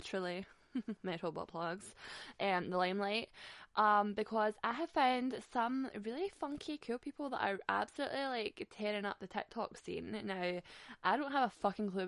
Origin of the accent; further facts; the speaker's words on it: Glasgow, Scotland, United Kingdom; I am Scottish after all, Glaswegian especially